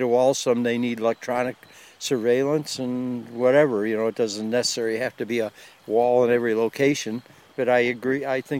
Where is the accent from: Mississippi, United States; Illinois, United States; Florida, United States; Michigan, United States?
Illinois, United States; Chicago; Chicago area.